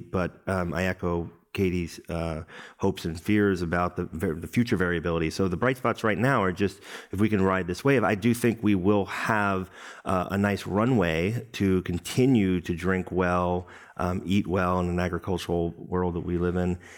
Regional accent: New York City, New York, United States; my hometown, Brooklyn, New York

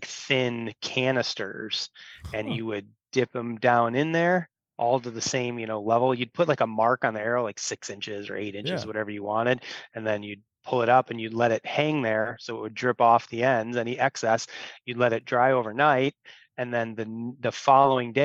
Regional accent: Illinois, United States; I grew up here in Illinois, grew up in a bow hunting family.

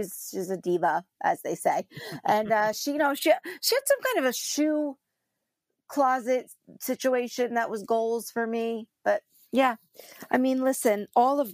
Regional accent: New Jersey, United States; I am from New Jersey.

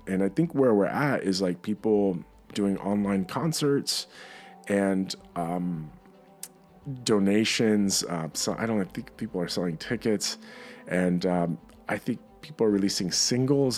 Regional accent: New York, United States; As a, as a New Yorker

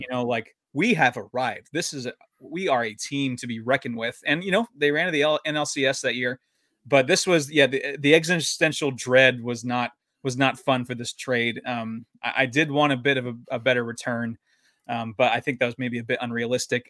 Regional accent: San Diego, California, United States; also born or lived in Utah; now in Washington, United States; my, my hometown Padres

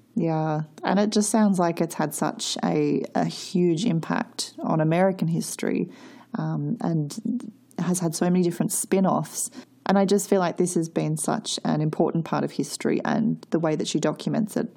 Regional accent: Australia; when I was learning Australian history

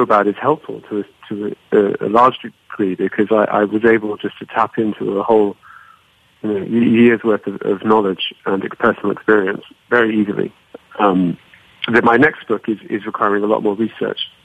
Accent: Cyprus; I grew up in Cyprus in the Mediterranean

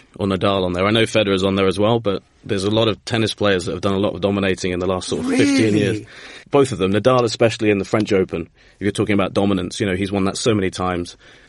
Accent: England, United Kingdom; growing up in England

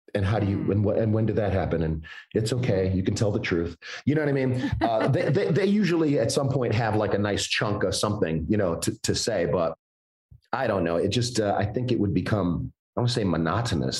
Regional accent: Chicago, Illinois, United States; also born or lived in Evanston; i was born in Evanston, but I was raised on the south side of Chicago

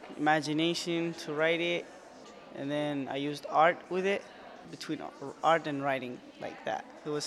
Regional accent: Iraq; moved away; I'm 17 years old. I'm from Iraq.

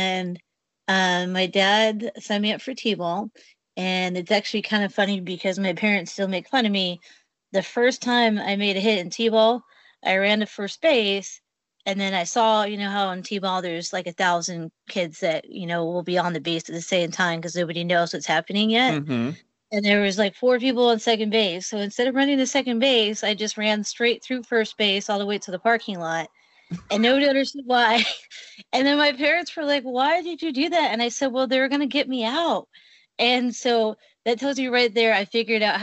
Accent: Salem, Oregon, United States; I grew up in Salem, Oregon, which is about an hour south of Portland

